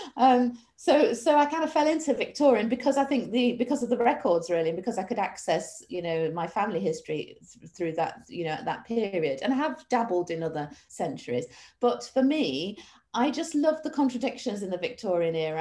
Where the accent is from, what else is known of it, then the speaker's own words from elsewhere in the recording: Manchester, North West England, United Kingdom; I'm actually from Manchester